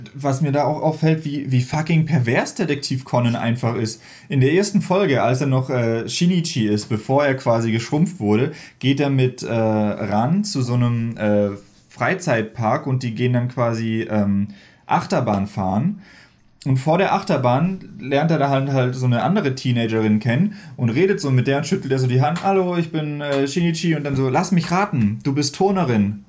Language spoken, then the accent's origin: German; Baden-Württemberg, Germany; moved away; ich komme ja eigentlich aus Baden-Württemberg